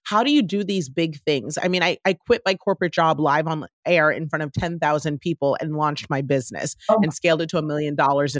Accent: Washington, District of Columbia, United States; growing up in Washington, D.C., the child of two African immigrants that came here to the U.S.

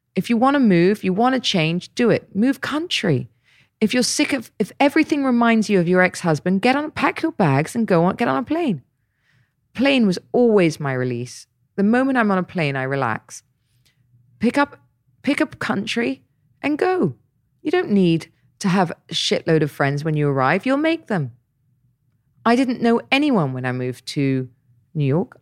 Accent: Dorset, South West England, United Kingdom; now in Dubai, United Arab Emirates; I grew up in Dorset, so I know it very well

